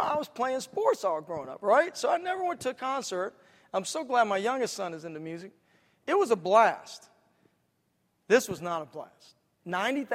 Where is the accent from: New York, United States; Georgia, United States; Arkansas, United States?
Georgia, United States; Atlanta; In my hometown, back in Atlanta, where I'm pastoring